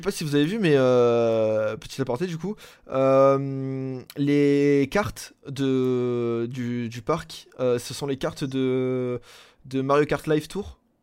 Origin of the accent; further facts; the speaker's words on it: Marseille, Provence-Alpes-Côte d'Azur, France; je suis Marseillais